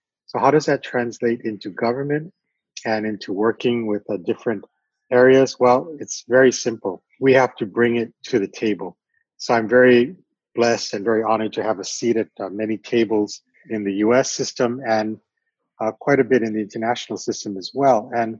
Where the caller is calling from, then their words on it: Maui, Hawaii, United States; I'm coming to you from the island of Maui in Hawaii, and it's a pleasure to be here.